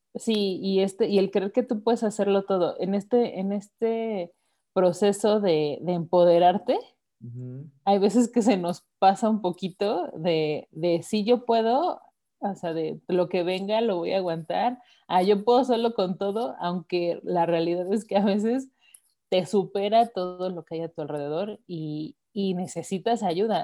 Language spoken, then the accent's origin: Spanish; Mexico; Yo te puedo hablar como mujer mexicana